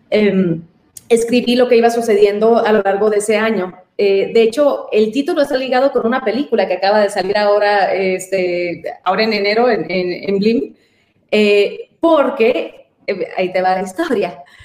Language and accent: Spanish; San Luis Río Colorado, Sonora, Mexico; now in Mexico City, Mexico; Soy de Sonora y eh, justo de, una ciudad pequeña de frontera, San Luis Río Colorado, Sonora